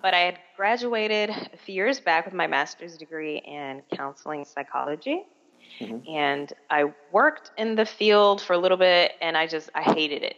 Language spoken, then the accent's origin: English; Miami, Florida, United States; also born or lived in Busan, South Korea; I'm originally from Miami